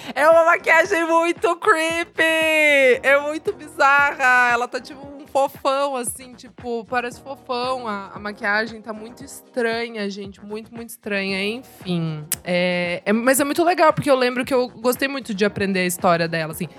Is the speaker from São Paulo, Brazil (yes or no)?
yes; Sorocaba, São Paulo, Brazil; moved away; eu sou de Sorocaba, né? Interior